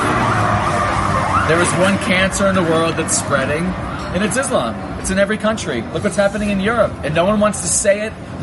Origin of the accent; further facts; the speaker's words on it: Boston, Massachusetts, United States; moved away as an adult; now in Israel; I'm from Boston